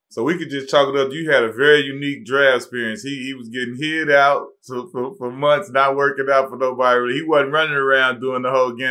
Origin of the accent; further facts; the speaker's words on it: Chicago, Illinois, United States; I'm from Chicago